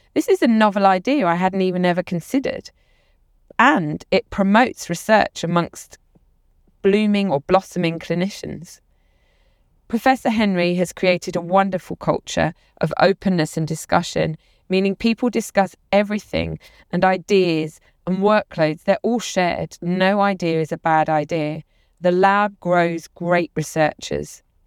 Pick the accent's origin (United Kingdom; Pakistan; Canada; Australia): United Kingdom; London; The lab also welcomed me to Austin as a Londoner